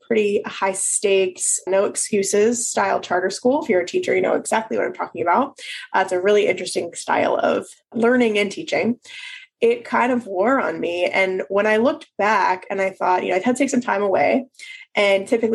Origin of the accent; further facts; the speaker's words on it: Philadelphia, Pennsylvania, United States; moved away as an adult; also born or lived in Maryland / North Carolina; now in New Orleans, United States; We moved to Philadelphia, where I'm from, so I could be near my family again